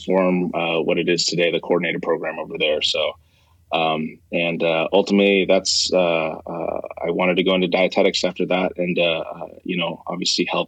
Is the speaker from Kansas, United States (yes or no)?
no; Dana Point, California, United States; I grew up in Orange County. So if anyone is familiar there, I grew up in Southern Orange County, Dana Point